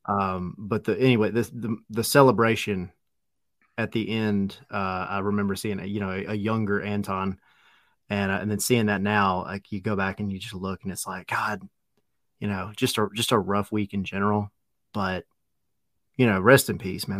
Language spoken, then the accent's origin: English; Atlanta, Georgia, United States; I grew up in Atlanta